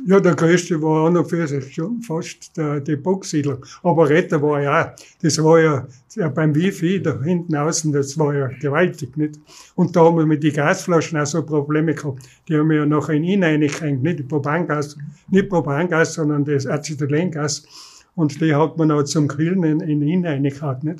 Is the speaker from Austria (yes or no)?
yes; Innsbruck, Tyrol, Austria; ich bin in Wilden aufgewachsen